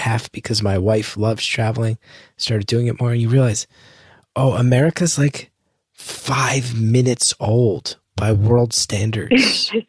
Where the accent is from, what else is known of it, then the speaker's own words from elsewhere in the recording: United States; It is amazing as an American.